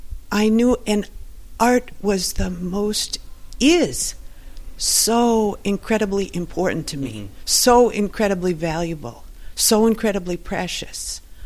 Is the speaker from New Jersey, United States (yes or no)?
no; Milwaukee, Wisconsin, United States